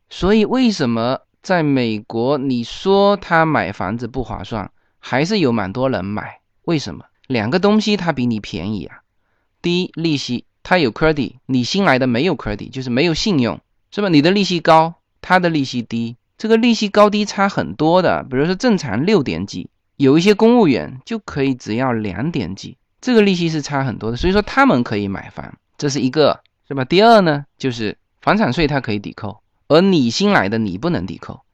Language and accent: Chinese; China; also born or lived in Los Angeles area, United States; now in Los Angeles, United States; 我们中国人已经住惯了那种筒子楼、高楼